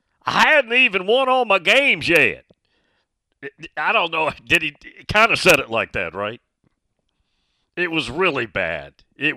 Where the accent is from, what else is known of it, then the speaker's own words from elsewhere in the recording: the South, United States; And maybe I'm from the South, so I'm biased.